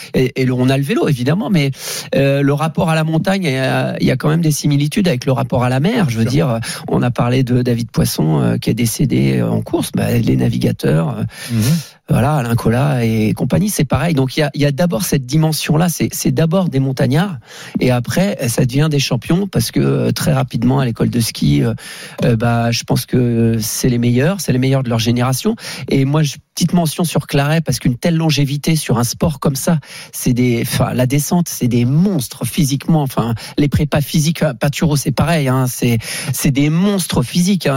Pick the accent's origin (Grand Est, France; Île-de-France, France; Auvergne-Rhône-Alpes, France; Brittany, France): Brittany, France; je viens de la Bretagne